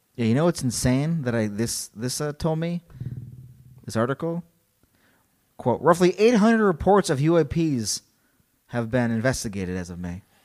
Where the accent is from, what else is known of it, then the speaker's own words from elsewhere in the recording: Illinois, United States; I'm from Illinois, so I wanna say Elgin